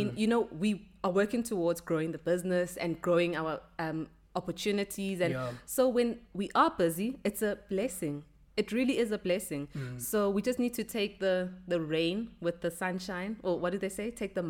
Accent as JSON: {"language": "English", "town": "Ekurhuleni", "region": "Gauteng", "country": "South Africa", "tie": "born or raised there", "also_born_or_lived": "Johannesburg", "said": "I grew up in the East Rand."}